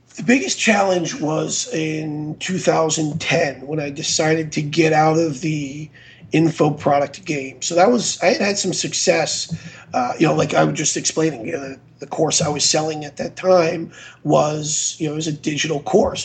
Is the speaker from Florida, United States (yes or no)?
yes; Florida, United States; moved away as an adult; also born or lived in Idaho; I'm from Florida.